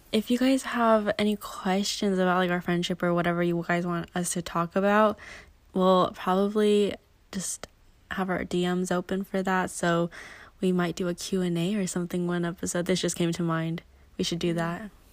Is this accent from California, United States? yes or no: yes; California, United States; I was born and raised in California.